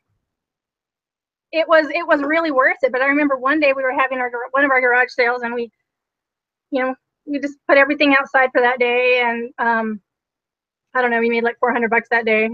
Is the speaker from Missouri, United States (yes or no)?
no; Utah, United States; I am originally from Utah